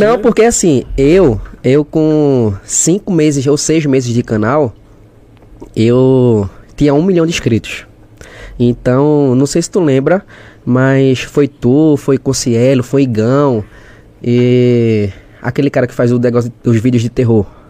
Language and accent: Portuguese; Olinda, Pernambuco, Brazil; also born or lived in Igarassu; Sou de Recife, é, diretamente de Olinda. Olinda, pra quem é de Recife é Olinda. Nasci em Olinda